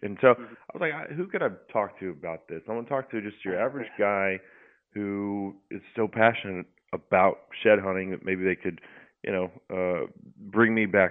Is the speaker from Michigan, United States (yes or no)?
no; Texas, United States; as a Texan, someone who leases their own, you know, leases their property, doesn't have access to vast public land spaces